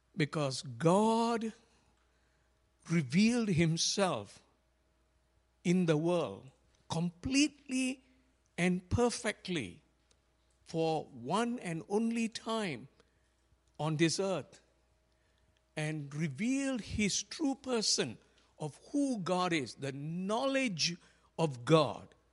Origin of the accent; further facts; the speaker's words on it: Malaysia; when I was growing up in Malaysia